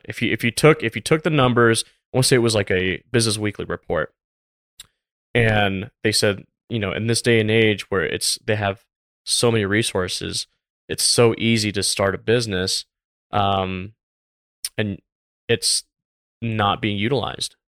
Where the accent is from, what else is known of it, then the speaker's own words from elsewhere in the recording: Tampa, Florida, United States; I grew up in Tampa, Florida.